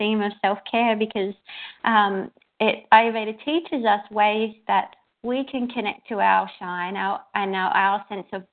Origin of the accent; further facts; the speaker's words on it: Melbourne, Victoria, Australia; I'm from Melbourne, Australia.